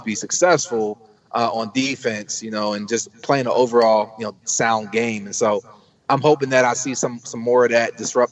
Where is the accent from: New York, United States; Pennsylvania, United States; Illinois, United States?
Pennsylvania, United States; Coatesville; moved away as an adult; also born or lived in Atlanta, Georgia / Nashville, Tennessee; I started back in my hometown of Coatesville.